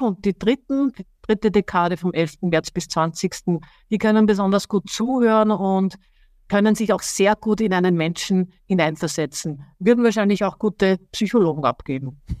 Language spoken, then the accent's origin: German; Austria; Er kommt aus meiner Heimat, ich bin ja auch Österreicherin